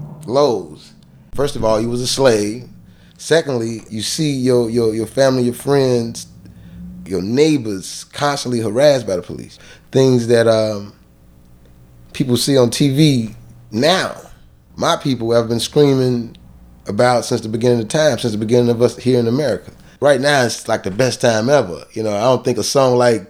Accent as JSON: {"language": "English", "town": "Chicago", "region": "Illinois", "country": "United States", "said": "I'm from Cabrini Green. Cabrini Green was a project"}